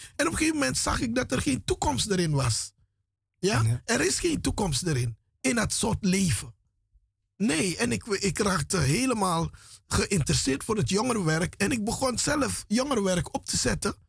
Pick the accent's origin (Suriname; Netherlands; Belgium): Suriname; Paramaribo, Paramaribo District; moved away; ik ben grootgebracht in Paramaribo, in de straten van Paramaribo.